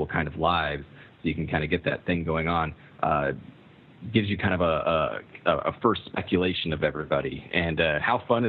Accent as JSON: {"language": "English", "region": "California", "country": "United States", "also_born_or_lived": "Michigan", "moved": "as an adult", "said": "I was going to school in Michigan. I'm originally from California, but I'm in Michigan at this time"}